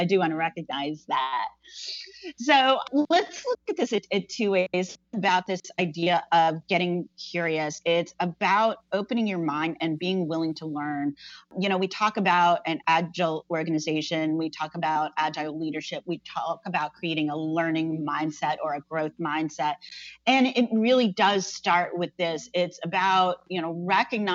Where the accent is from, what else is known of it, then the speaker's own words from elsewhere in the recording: New Jersey, United States; I grew up in New Jersey